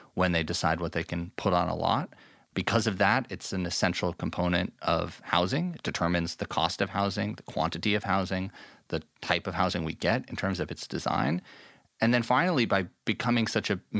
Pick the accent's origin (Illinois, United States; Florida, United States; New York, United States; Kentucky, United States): New York, United States; New York City; I grew up in New York City